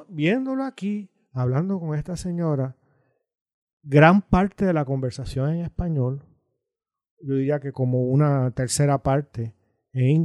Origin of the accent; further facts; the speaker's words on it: Puerto Rico; yo no nací en Puerto Rico, pero de muy temprano supe de dónde era.